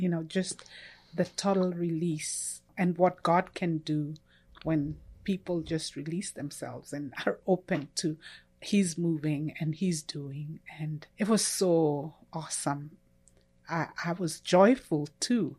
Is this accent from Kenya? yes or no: yes; Kenya; moved away as an adult; now in United States; I'm originally from Kenya, uh, which is in E-, East Africa. I grew up there